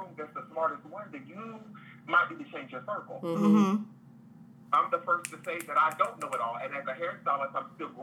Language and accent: English; Delaware, United States; moved away as an adult; also born or lived in North Carolina; I'm originally from Delaware.